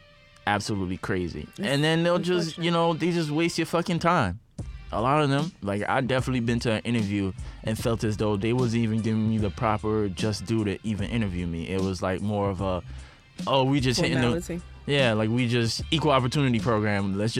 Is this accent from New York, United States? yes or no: yes; New York, United States; If there's two things that will stress you out more than anything else being a New Yorker, it's like, really trying to find a place to live and trying to find a fucking job.